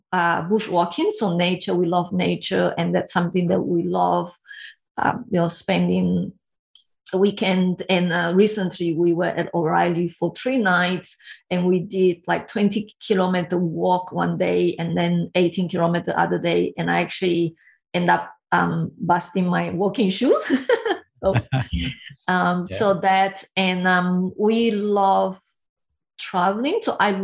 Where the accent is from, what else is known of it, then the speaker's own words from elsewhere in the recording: Brazil; English is a second language; moved away as an adult; also born or lived in Taiwan; now in Sydney, Australia; I grew up in Brazil